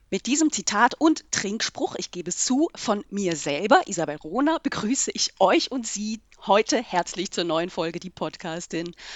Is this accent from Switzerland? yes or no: yes; Switzerland; 2008 habe ich mich einbürgern lassen. Wir mhm. haben ja den Vorteil als Schweizerin, wir können beide Staatsangehörigkeiten behalten.